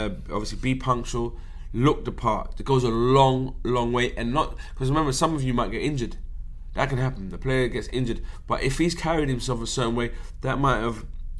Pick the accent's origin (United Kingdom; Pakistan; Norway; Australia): United Kingdom; England; I'm an English guy